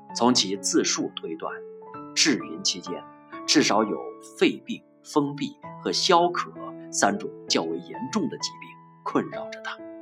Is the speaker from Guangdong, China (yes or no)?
no; Yunyang, Chongqing, China; 现在诗圣来到了我的故乡，我一千二百五十五年前的故乡